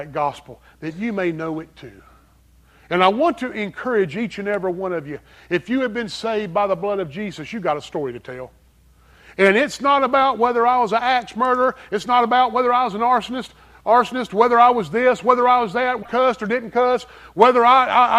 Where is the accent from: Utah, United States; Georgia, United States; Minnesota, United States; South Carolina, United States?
South Carolina, United States; Greer; accent: strong southern accent; also born or lived in Pennsylvania; I'm from Greer, South Carolina